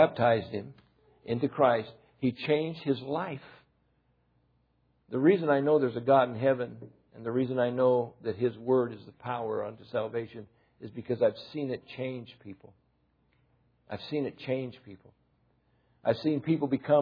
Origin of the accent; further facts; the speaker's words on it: United States; I'm an American, I'm not Japanese. When I was in France, I was an American.